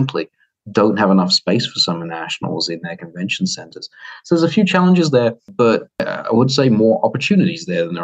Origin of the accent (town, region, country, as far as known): United Kingdom; accent: British; now in United States